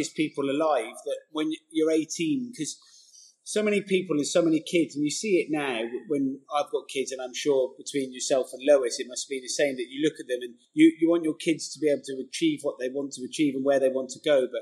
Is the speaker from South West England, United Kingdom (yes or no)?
yes; Gloucester, South West England, United Kingdom; accent: bumpkin; moved away; I grew up in an area called, well, originally it was Tuffley, then Wadham and Podsmead, and then Abbeydale and Matson